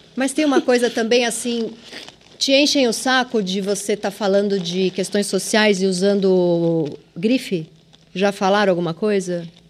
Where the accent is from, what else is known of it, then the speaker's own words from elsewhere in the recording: São Paulo, Brazil; accent: Mooca; eu vim da ZL